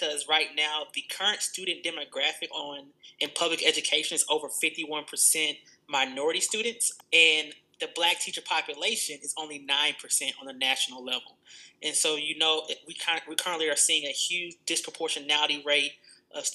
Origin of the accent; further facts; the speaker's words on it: Atlanta, Georgia, United States; From Atlanta, Georgia. Not born, but raised. Mom moved here when I was 1 year old in the 90s